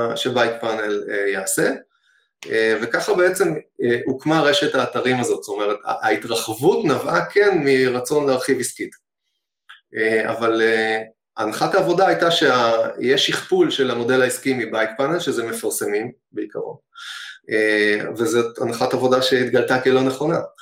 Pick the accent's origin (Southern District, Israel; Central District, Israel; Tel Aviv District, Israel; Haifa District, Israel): Central District, Israel; Hod HaSharon; אני גדלתי בהוד השרון